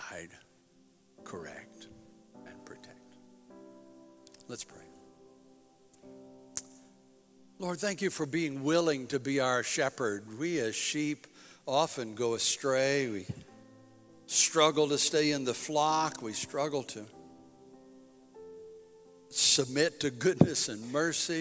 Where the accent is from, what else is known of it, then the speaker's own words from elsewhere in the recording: United States; I'm proud to be an American